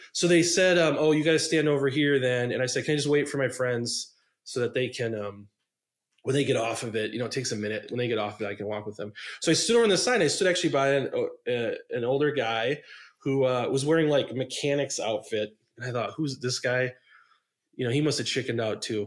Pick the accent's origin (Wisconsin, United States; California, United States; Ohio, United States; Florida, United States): Wisconsin, United States; outside Milwaukee; I grew up in outside Milwaukee